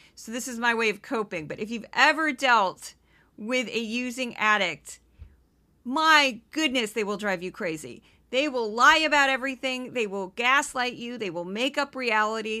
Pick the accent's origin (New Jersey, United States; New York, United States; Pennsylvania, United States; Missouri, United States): Missouri, United States; I am from Missouri